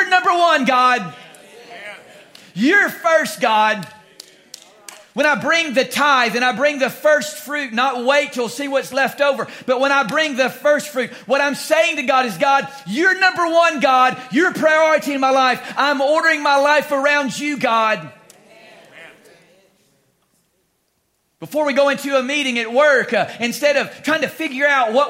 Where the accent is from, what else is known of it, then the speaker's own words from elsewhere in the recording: Louisiana, United States; moved away as an adult; also born or lived in Laramie, Wyoming; We're from Louisiana originally, but we were out there for about 7 years